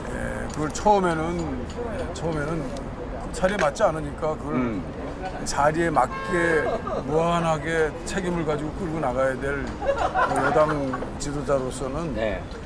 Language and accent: Korean; Anyang, Gyeonggi Province, South Korea; born or raised there; also born or lived in Seoul